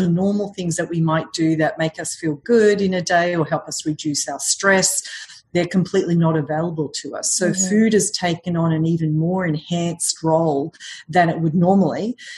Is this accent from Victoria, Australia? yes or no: yes; Melbourne, Victoria, Australia; now in New York, United States; Originally from Australia.